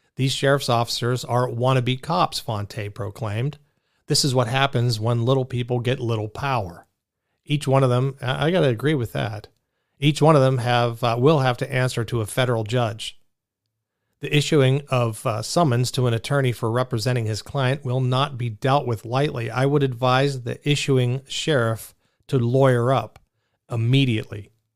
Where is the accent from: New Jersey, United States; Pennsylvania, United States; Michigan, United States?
Pennsylvania, United States; Pittsburgh; accent: Pittsburgh; I'm a Pittsburgh guy. And I could throw out my Pittsburgh accent